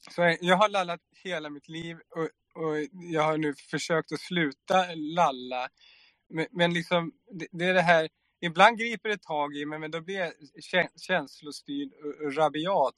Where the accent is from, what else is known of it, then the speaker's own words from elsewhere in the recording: Sweden; jag är uppväxt i Sverige